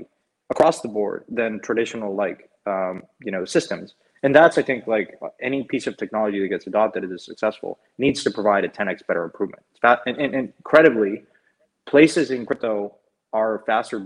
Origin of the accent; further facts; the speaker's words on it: Mexico; moved away; I grew up in Mexico